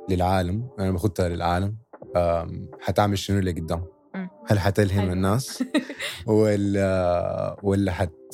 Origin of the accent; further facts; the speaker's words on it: Sudan; now in United Arab Emirates; كان نحن ناس سودانيين اصحابنا سودانيين هنا في الامارات